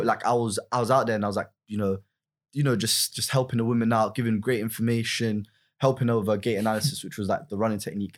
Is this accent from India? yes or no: no; London, United Kingdom; originally I'm from West London